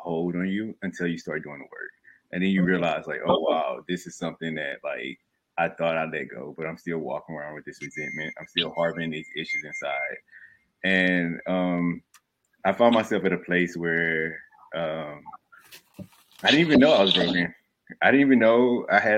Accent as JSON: {"language": "English", "region": "Southeast Texas", "country": "United States", "tie": "born or raised there", "also_born_or_lived": "Dallas, Texas", "moved": "as an adult", "lives_now": "New York, United States", "said": "I'm originally born in Dallas, Texas. Grew up in Southeast Texas. And lived in Texas my whole life. Born and raised there up until maybe in my mid-20s. I moved to New York"}